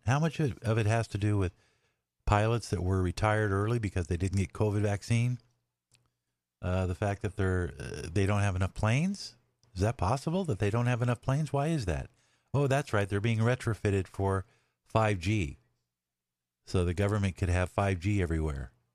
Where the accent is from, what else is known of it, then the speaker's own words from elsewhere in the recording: Los Angeles, California, United States; moved away as an adult; I grew up in LA, I grew up in California.